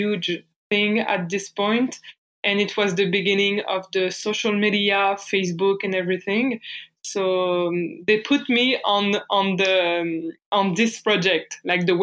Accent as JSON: {"language": "English", "town": "Bourges", "region": "Centre-Val de Loire", "country": "France", "tie": "born or raised there", "accent": "French", "second_language": "English", "moved": "as an adult", "lives_now": "Montreal, Canada", "said": "I'm French. So I grew up in France."}